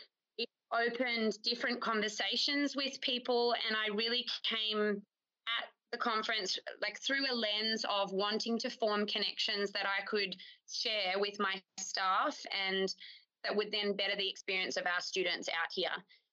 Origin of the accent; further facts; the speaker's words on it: Sydney, New South Wales, Australia; moved away as an adult; now in Wilcannia, Australia; so I'm currently acting deputy principal here at Wilcannia Central School. I am originally from Sydney. I grew up in Bronte, so I'm an ocean lover